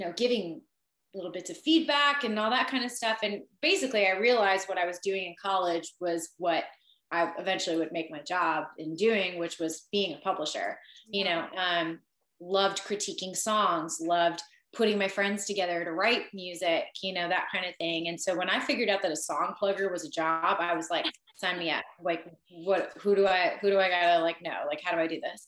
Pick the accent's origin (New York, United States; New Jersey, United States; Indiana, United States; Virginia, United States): New Jersey, United States; moved away as an adult; also born or lived in Boston / Nashville; I am from New Jersey originally, born and raised